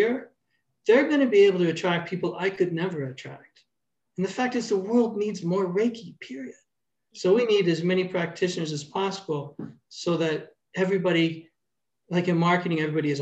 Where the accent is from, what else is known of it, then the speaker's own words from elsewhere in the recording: Toronto, Ontario, Canada; moved away as an adult; also born or lived in Brampton / Port Credit; now in Hamilton, Canada; I grew up in Toronto